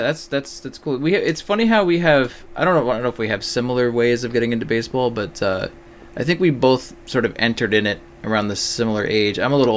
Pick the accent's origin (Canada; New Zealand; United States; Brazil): Canada; Newcastle, Ontario; I'm 8 years older than you. Started about 8 years before yours did. So I grew up in a small town called Newcastle, Ontario, in Canada. It's about an hour east of Toronto.